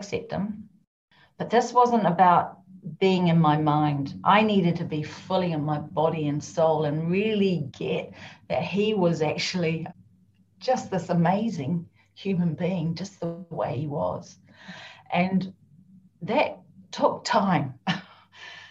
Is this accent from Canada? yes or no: no; New Zealand; now in Scotland, United Kingdom; I'm actually a Kiwi, and you're probably thinking, what's a Kiwi? Although some of you may know, I'm a New Zealander.